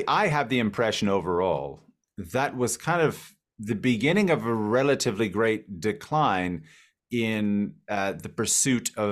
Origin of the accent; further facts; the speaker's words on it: Miami, Florida, United States; also born or lived in Palatka, Florida; I'm from Miami originally, and I went to school in North Florida at a very small town